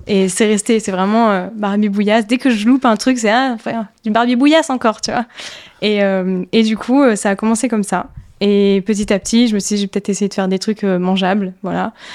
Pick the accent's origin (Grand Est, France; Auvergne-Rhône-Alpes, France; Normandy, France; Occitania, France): Grand Est, France; Ardennes; born or raised there; also born or lived in Toulon